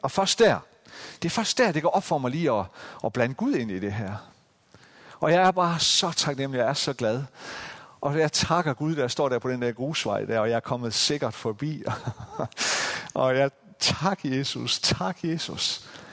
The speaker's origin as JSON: {"language": "Danish", "area": "Central Jutland", "region": "Central Denmark Region", "country": "Denmark", "tie": "born or raised there", "said": "den her lille bitte landsby i Midtjylland, hvor jeg voksede op"}